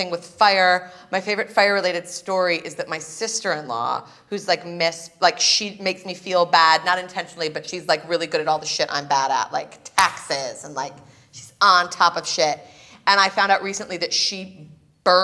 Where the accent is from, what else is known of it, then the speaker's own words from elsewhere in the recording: Chicago, Illinois, United States; moved away; also born or lived in New York; I'm from Chicago